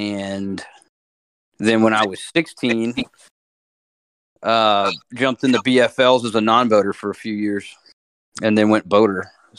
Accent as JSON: {"language": "English", "region": "Florida", "country": "United States", "tie": "born or raised there", "also_born_or_lived": "Memphis", "said": "But grew up, I was little when we moved to South Florida, but yeah, spent 20 years down there."}